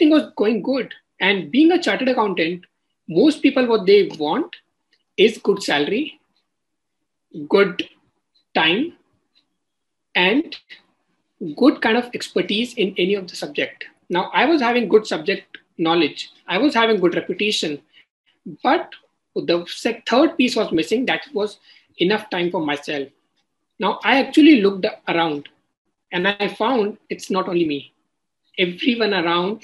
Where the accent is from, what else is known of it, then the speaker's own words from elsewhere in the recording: Kishangarh, Rajasthan, India; moved away; I come from Rajasthan, a small city, Kishangarh